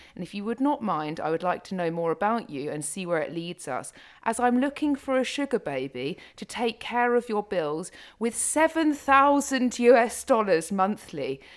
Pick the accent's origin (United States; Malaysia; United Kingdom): United Kingdom; I'm very British